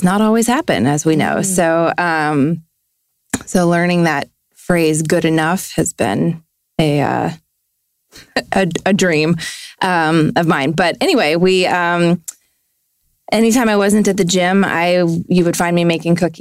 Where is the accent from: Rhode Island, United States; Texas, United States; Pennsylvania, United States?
Texas, United States; Fort Worth; I was born in Fort Worth, Texas. To two wonderful parents. I am one of three children, the middle kid